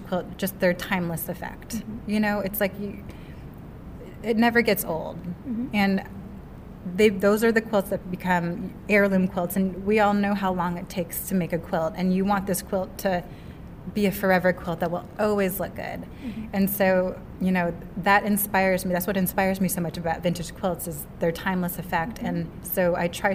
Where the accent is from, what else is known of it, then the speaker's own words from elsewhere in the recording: Seattle, Washington, United States; I'm from Seattle, Washington